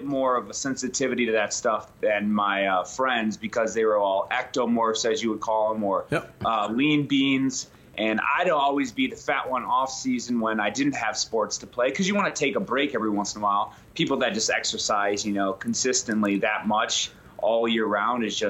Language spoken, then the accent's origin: English; Penn Yan, New York, United States; a three-season athlete in like a middle-of-nowhere town called Penyan, represent, you know, 315. Upstate Penyan? New York.